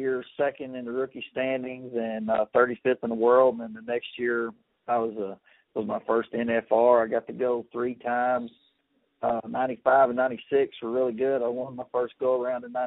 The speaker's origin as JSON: {"language": "English", "region": "East Texas", "country": "United States", "tie": "born or raised there", "said": "I grew up in East Texas"}